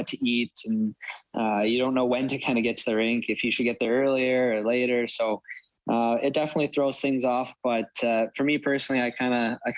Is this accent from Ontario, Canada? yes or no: no; Edmonton, Alberta, Canada; also born or lived in Medicine Hat; I was a big Oilers fan. We used to have season tickets when I was growing up.